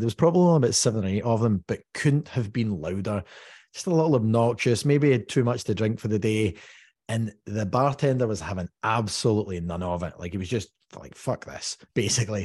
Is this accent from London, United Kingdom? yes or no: no; Dumbarton, Scotland, United Kingdom; I'm from Dumbarton